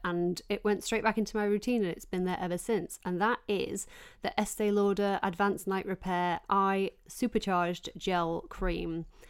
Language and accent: English; Yorkshire and the Humber, United Kingdom; I grew up working class in South Yorkshire